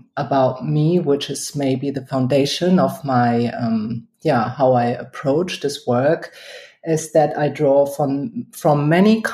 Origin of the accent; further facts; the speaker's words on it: Germany; also born or lived in Hamburg / Berlin; I was born in Germany.